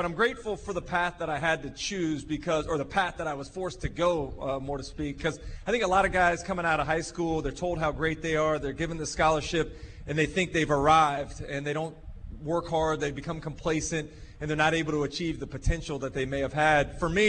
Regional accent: Gainesville, Florida, United States; I grew up in Gainesville. Both of my parents graduated from Florida.

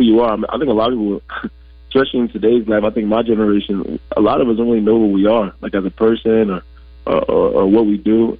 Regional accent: New Jersey, United States; I'm from North Southern Jersey, North Jersey. Like I'll say about like 15 minutes away from New York City.

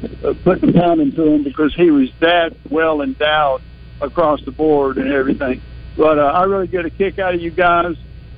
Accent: Mississippi, United States; moved away; we came up from Mississippi where I was going to high school. I went to high school with Walter Payton

